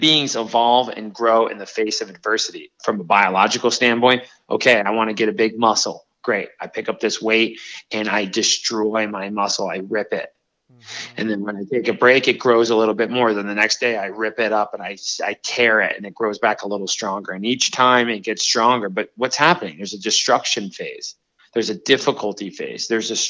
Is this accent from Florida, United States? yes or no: yes; Miami, Florida, United States; But now I grew up in Liberty City and I had nothing. I was killed with gang violence and all these things and overcame.